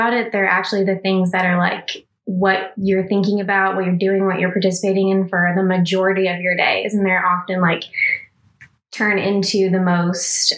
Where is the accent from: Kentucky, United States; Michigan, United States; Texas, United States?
Texas, United States; growing up in Texas, in a very rural conservative town family